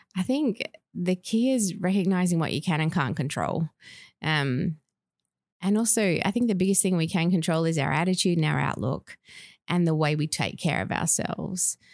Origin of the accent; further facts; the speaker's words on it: Perth, Western Australia, Australia; moved away as an adult; also born or lived in Tasmania / Victoria / Northern Territory; I grew up in Perth, but lived in Tasmania, Victoria, and Northern Territory